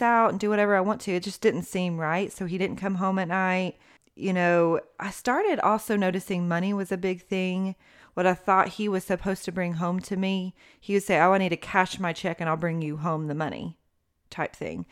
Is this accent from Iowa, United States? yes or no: no; Knoxville, Tennessee, United States; moved away as an adult; now in Smyrna, United States; born and raised in Knoxville, Tennessee